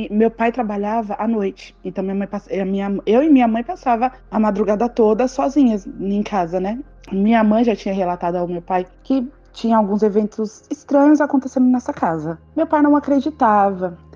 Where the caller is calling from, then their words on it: São Paulo, Brazil; sou de São Paulo, Zona Norte.